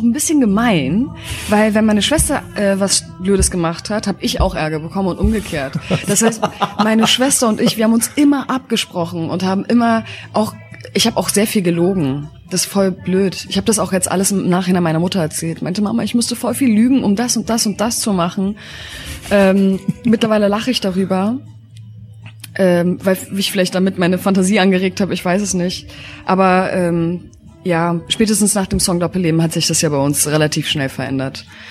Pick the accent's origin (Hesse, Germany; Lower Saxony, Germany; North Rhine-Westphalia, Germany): Lower Saxony, Germany; Hanover; now in Berlin, Germany; Ich komme aus Hannover.